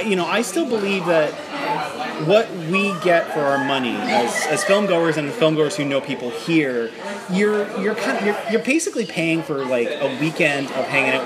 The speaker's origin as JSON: {"language": "English", "town": "Toronto", "region": "Ontario", "country": "Canada", "tie": "born or raised there", "said": "in my hometown of Toronto, Canada."}